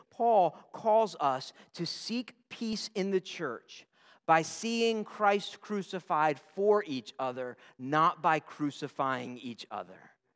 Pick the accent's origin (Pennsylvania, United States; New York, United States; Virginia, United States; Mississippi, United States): Virginia, United States; Newport News; I'm a Newport News boy, uh, born and bred